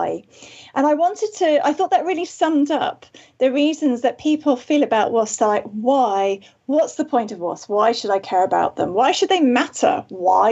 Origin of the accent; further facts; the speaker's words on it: Wales, United Kingdom; I am indeed from Wales